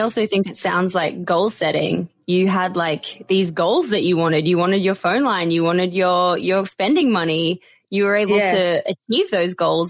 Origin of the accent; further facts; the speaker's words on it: Australia; now in London, United Kingdom; a kid who grew up in Australia